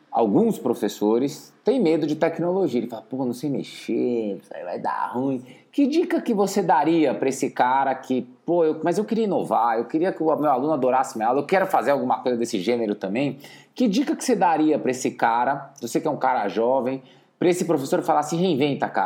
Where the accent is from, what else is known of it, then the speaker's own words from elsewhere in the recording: Petrolina, Pernambuco, Brazil; sou de Petrolina, no sertão aqui de Pernambuco.